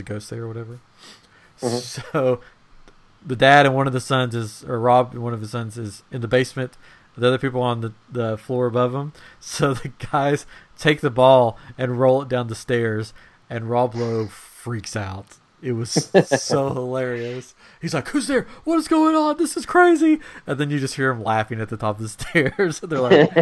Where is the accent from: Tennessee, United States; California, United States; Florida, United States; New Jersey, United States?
Tennessee, United States; I'm from Tennessee